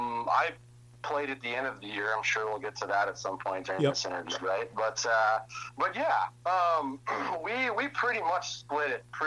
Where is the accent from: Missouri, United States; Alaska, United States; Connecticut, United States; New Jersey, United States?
Alaska, United States; moved away; I was this guy from Alaska that got cut from the junior A team.